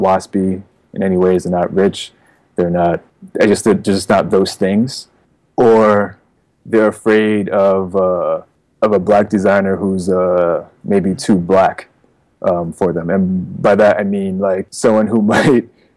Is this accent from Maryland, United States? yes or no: no; New Jersey, United States; also born or lived in Queens, New York; now in New York City, United States; I was born in Queens and then moved to Jersey when I was about 8 years old. Yeah. So, but I've always been between these Jersey and New York.